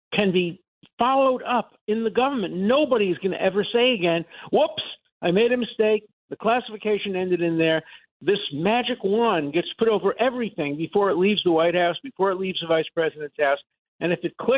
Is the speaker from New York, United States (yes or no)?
yes; New York City, New York, United States; I come from Brooklyn